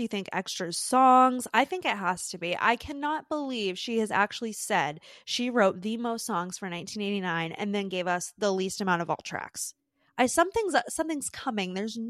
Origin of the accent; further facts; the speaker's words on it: United States; Yeah, we're so American.